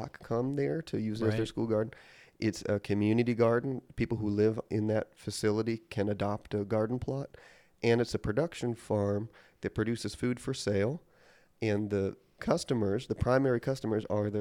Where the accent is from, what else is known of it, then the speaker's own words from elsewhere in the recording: Milwaukee, Wisconsin, United States; moved away as an adult; now in Charleston, United States; my hometown in Milwaukee, Wisconsin